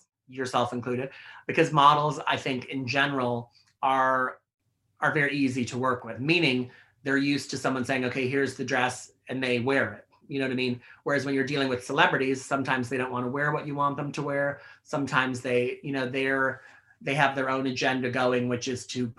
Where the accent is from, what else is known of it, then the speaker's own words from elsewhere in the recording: outside Chicago, Illinois, United States; now in New York, United States; people I know who I grew up with outside Chicago